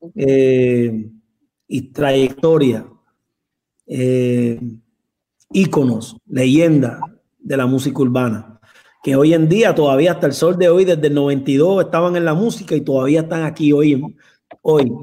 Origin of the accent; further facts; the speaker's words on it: Puerto Rico; also born or lived in Colombia; yo soy boricua de pura cepa, yo amo Puerto Rico, es mi isla